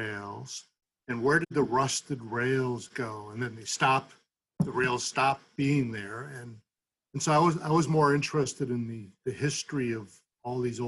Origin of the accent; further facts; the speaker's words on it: Holyoke, Massachusetts, United States; also born or lived in Winchester, Massachusetts; I grew up in Holyoke.